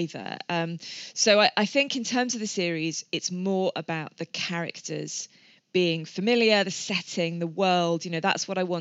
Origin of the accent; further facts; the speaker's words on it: England, United Kingdom; moved away as an adult; now in Wales, United Kingdom; I'm not Welsh, I'm English. We've lived here a number of years.